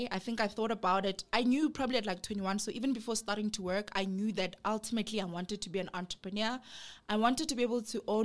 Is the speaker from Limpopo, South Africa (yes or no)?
yes; Limpopo, South Africa; moved away as an adult; now in Johannesburg, South Africa; I'm originally from Limpopo, a small village girl that went to boarding school her whole life